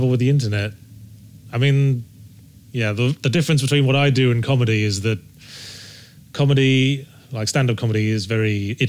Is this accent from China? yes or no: no; Rugby, West Midlands, United Kingdom; moved away; I was born in Rugby in Warwickshire.